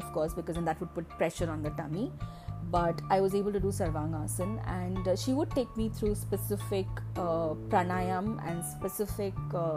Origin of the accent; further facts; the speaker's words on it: Kerala, India; moved away; my hometown where my mother lived, in Kerala